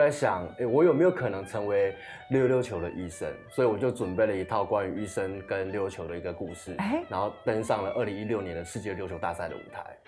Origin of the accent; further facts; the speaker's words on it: Tainan, Taiwan; 我是台南人，其实家里面蛮传统的